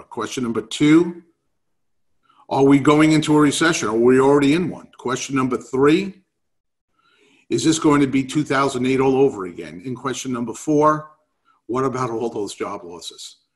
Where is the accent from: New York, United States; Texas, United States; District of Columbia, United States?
New York, United States; New York City; moved away; from my accent, that I grew up in New York City.